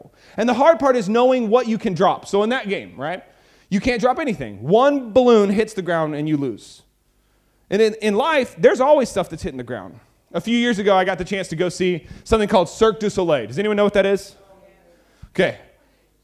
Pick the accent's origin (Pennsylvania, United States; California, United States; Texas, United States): Texas, United States; I'm from Texas